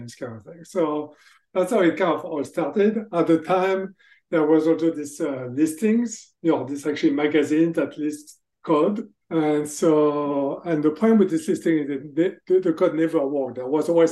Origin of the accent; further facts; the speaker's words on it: France; accent: French; English is a second language; moved away as an adult; also born or lived in Texas, United States; now in Boston, United States; As you can hear from my accent, actually, I'm from France. So I grew up in France, but I spent most of my professional careers in the US